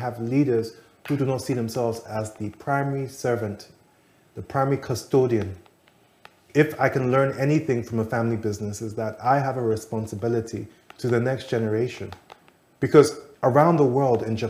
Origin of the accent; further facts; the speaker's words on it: Ghana; As a Ghanaian